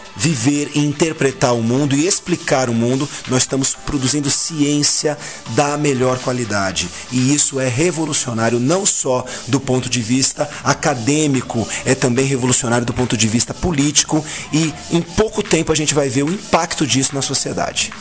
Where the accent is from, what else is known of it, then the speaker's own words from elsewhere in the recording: São Paulo, Brazil; aquele negrinho que nasceu na Casa Verde, no Hospital e Maternidade Casa Verde, no bairro da Casa Verde, viveu, cresceu, foi para Casa Verde Alta, voltou para Casa Verde